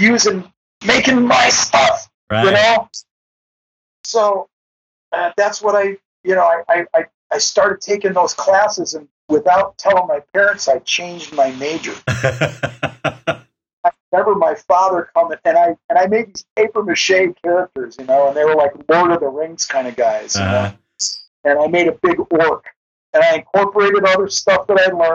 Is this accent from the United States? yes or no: yes; Rust Belt, United States; I grew up in the Rust Belt where everybody had a job